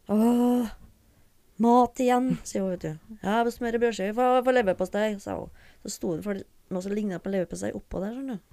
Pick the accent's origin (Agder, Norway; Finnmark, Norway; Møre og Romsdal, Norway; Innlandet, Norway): Møre og Romsdal, Norway; Smøla; born or raised there; also born or lived in Fredrikstad